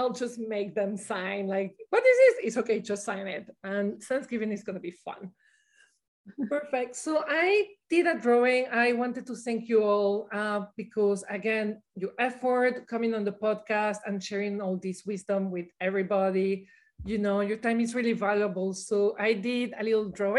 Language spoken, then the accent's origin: English; Venezuela; moved away; I grew up in Venezuela